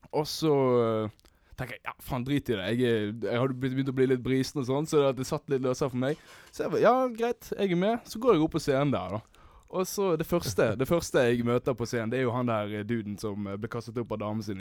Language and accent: Norwegian; Sotra, Bergen area, Vestland, Norway; Jeg er jo fra Sota, da, i bergensområdet